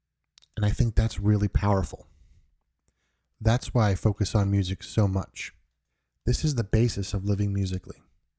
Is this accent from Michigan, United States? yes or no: no; New York, United States; I'm originally from New York. I don't really have the typical New York accent.